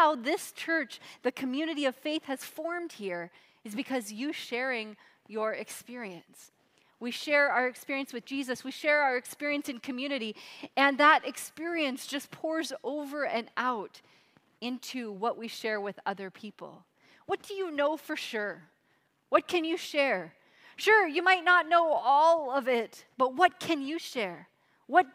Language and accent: English; Seattle, Washington, United States; moved away; I grew up in Seattle, Washington area, all over Seattle